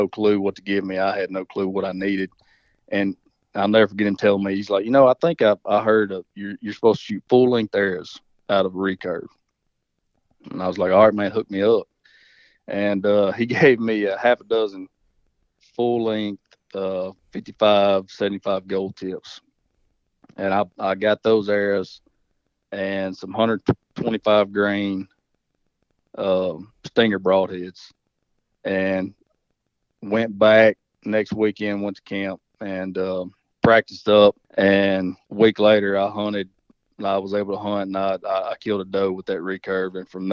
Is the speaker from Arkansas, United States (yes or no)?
yes; Southern Arkansas, United States; I grew up in Southern Arkansas